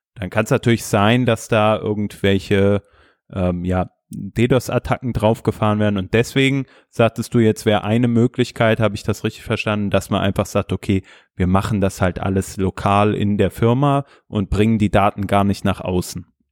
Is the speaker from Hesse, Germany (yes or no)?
yes; Hesse, Germany; ich bin ja auch Hesse